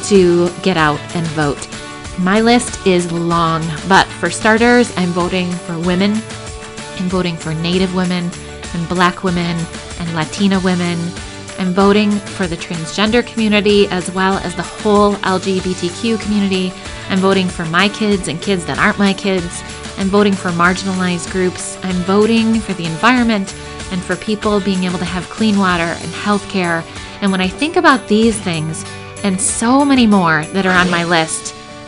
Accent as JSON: {"language": "English", "town": "Grand Rapids", "region": "Michigan", "country": "United States", "tie": "born or raised there", "said": "where I grew up in Grand Rapids."}